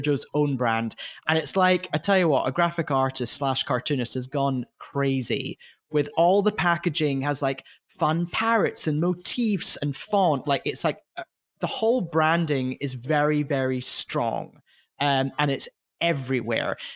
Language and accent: English; United Kingdom; as a British person